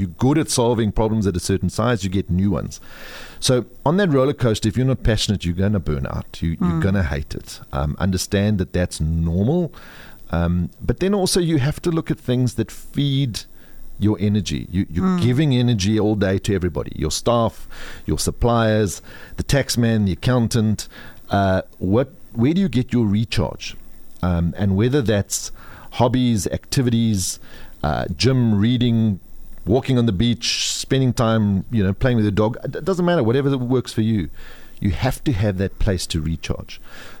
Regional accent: South Africa; But I am proudly South African

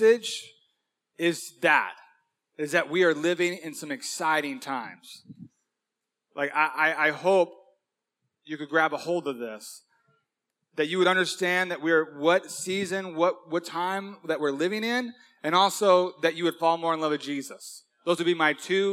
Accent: Huntington Beach, California, United States; This is my hometown, born and raised in Huntington Beach.

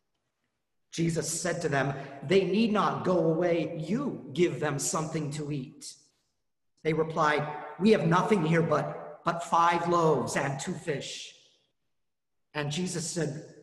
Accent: Colorado, United States; I grew up in Colorado

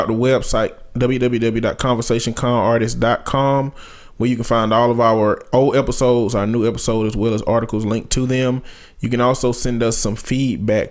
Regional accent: Alabama, United States; accent: country

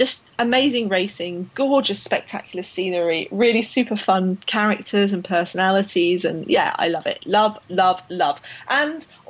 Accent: United Kingdom; I'm British

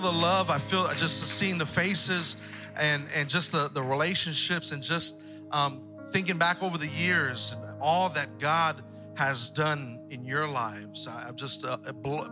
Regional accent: Texas, United States; also born or lived in San Pedro, California; I'm from Texas

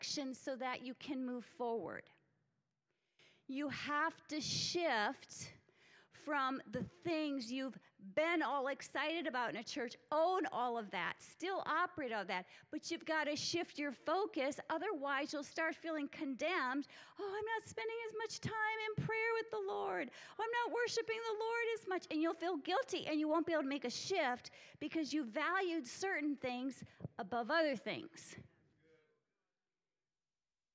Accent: Minneapolis, Minnesota, United States; I'm from Minneapolis, so big corporate sector

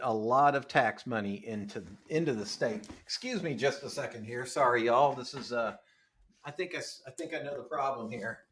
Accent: Ohio, United States; my hometown in in uh, Ohio

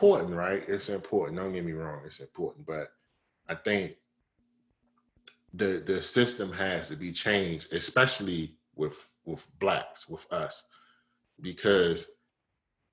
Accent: Maryland, United States; now in California, United States; I grew up in Maryland

